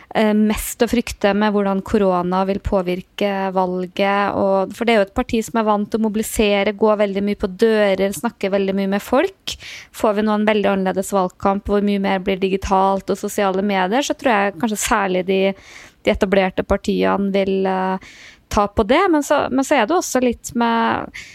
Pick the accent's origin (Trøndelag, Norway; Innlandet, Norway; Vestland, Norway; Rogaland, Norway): Trøndelag, Norway; moved away; also born or lived in Oslo; jeg er nå fra Nord-Trøndelag